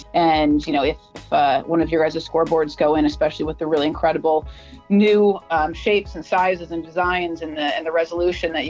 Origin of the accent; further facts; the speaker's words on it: Minnesota, United States; I'm from Minnesota.